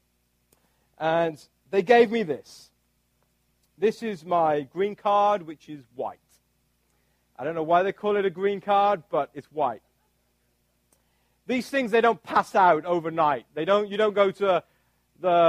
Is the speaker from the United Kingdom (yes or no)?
yes; United Kingdom; now in United States; this is my British passport. And what this does, this basically gives me all the rights of being a British citizen.